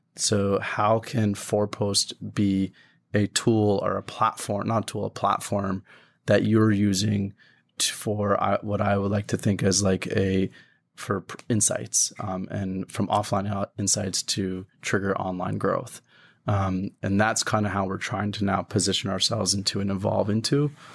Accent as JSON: {"language": "English", "country": "Canada", "tie": "born or raised there", "said": "I grew up in Canada"}